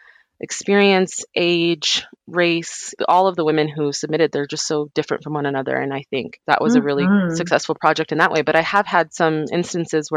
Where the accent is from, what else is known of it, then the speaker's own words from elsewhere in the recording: New Mexico, United States; I grew up in New Mexico